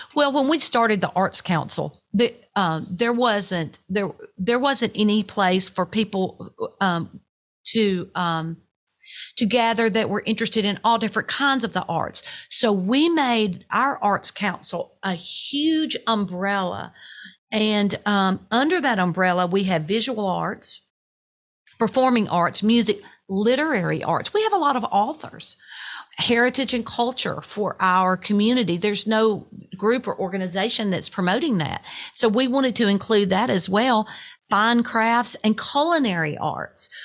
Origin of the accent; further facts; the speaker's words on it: Bells, Tennessee, United States; I grew up in a little place called Bells, Tennessee.